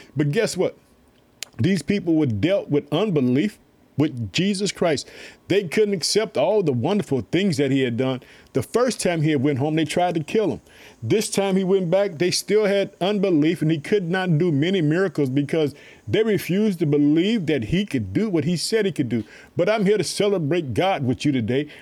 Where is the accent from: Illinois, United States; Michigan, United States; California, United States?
Illinois, United States; also born or lived in Chicago; my home state, Illinois. I live in the city of Chicago